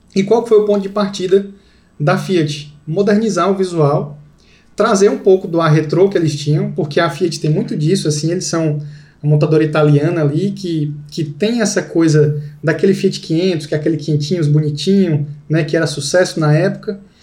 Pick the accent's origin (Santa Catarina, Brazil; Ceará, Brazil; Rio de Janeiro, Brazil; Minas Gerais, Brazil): Ceará, Brazil; Fortaleza; eu sou de Fortaleza